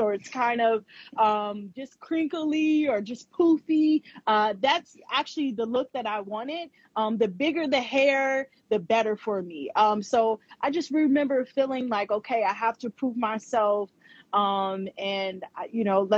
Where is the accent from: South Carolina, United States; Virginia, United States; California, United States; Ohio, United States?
Ohio, United States; moved away; also born or lived in New York City; I'm from Ohio, the state of Ohio here in America